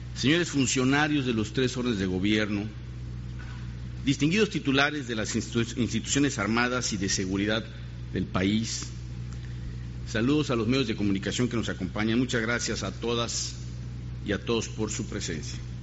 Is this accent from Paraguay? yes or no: no; Mexico